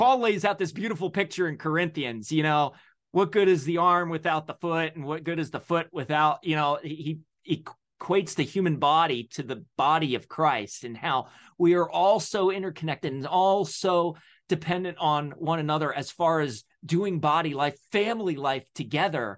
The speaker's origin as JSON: {"language": "English", "region": "Delaware", "country": "United States", "tie": "born or raised there", "moved": "yes", "lives_now": "Pennsylvania, United States", "said": "I was born in Delaware. I now live in P A."}